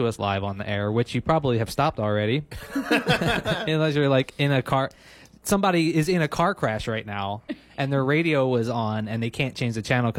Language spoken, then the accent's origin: English; Philadelphia, Pennsylvania, United States; now in Maui, United States; I'm from Philadelphia